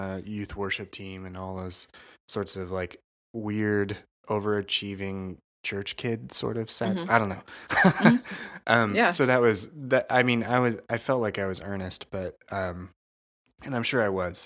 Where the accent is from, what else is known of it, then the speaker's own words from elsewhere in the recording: Crawfordsville, Indiana, United States; I grew up in Crawfordsville, Indiana, which is a small town